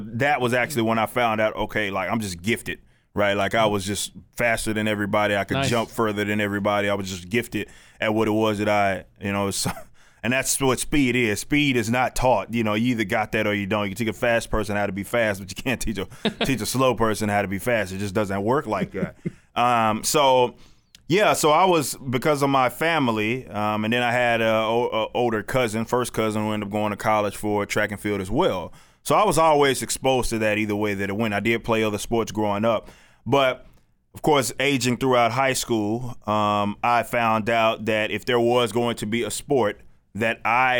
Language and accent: English; Dallas, Texas, United States; I'm from South Dallas